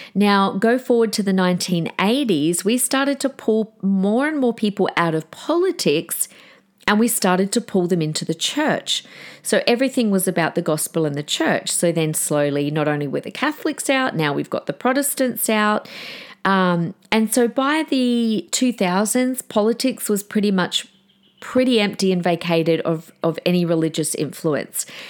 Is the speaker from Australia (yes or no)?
yes; Adelaide, South Australia, Australia; born in Adelaide, my hometown